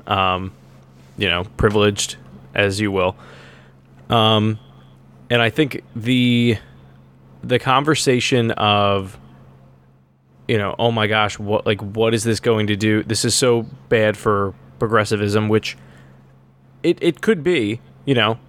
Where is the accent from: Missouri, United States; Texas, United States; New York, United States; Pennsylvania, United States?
Pennsylvania, United States; Horsham; Horsham, which my hometown